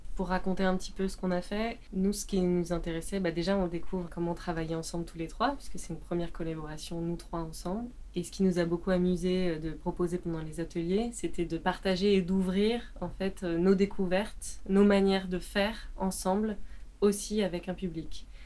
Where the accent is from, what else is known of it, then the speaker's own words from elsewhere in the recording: France; je suis française j'habite en France